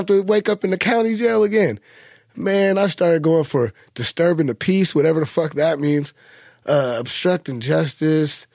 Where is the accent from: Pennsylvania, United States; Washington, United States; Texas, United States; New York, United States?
Washington, United States; Seattle; I come from Seattle